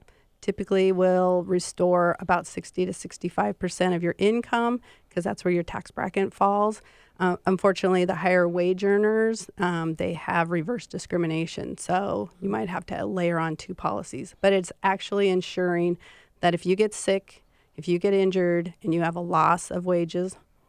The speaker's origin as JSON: {"language": "English", "region": "Montana", "country": "United States", "accent": "Montana accent", "moved": "yes", "said": "I am from Montana"}